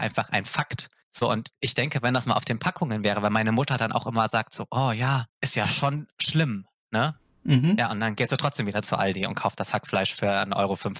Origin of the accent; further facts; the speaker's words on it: Augsburg, Bavaria, Germany; moved away; also born or lived in near Cologne, North Rhine-Westphalia; weil ich in Bayern, also in Augsburg, nicht wirklich warm geworden bin